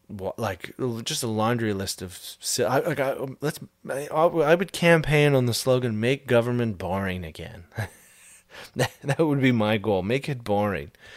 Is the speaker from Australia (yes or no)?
no; Canada; as a Canadian